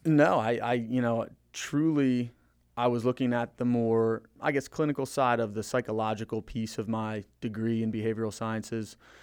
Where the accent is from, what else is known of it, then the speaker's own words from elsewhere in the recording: Maryland, United States; also born or lived in Florida / Frederick, Maryland; we moved from Florida to Maryland, uh, over Christmas break when I was in third grade